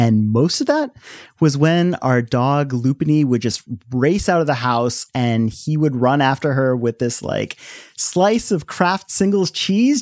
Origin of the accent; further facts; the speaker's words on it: Delaware, United States; When I first moved to Delaware, kids in my elementary school had all these questions for me about being Indian